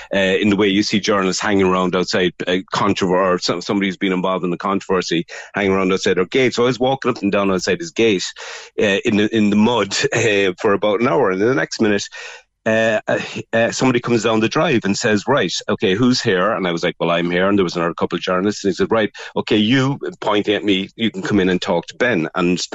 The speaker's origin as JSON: {"language": "English", "town": "Cork", "region": "Munster", "country": "Ireland", "tie": "born or raised there", "said": "I was from Cork as well. So he started asking me, what school did you go to? And I grew up in Cork"}